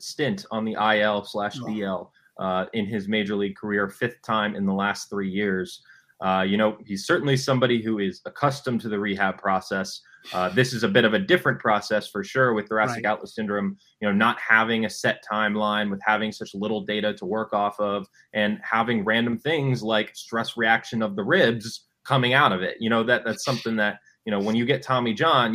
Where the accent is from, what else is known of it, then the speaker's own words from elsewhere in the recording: Northern Virginia, United States; a kid growing up in the Northern Virginia area